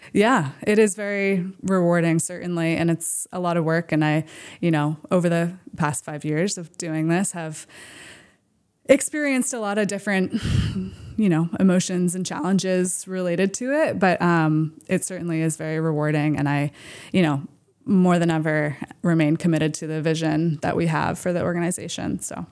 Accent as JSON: {"language": "English", "town": "Camden", "region": "Maine", "country": "United States", "tie": "born or raised there", "also_born_or_lived": "Boston, Massachusetts", "said": "I grew up here in Maine, in the Midcoast, in Camden"}